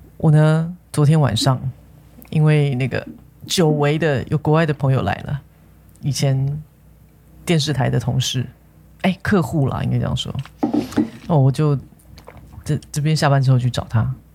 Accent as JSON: {"language": "Chinese", "region": "Taipei", "country": "Taiwan", "tie": "born or raised there", "said": "忠孝东路其实是我长大的地方"}